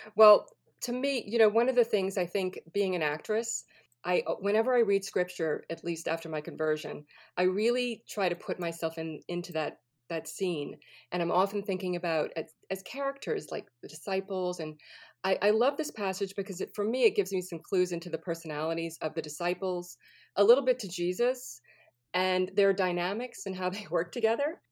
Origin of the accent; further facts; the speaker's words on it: New Orleans, Louisiana, United States; moved away as an adult; also born or lived in California; I was born and raised in New Orleans, so I'm from the Deep South